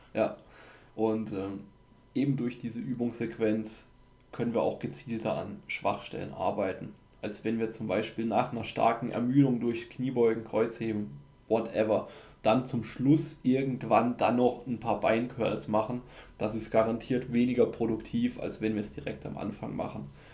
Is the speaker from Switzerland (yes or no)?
no; Austria; bei uns in Österreich.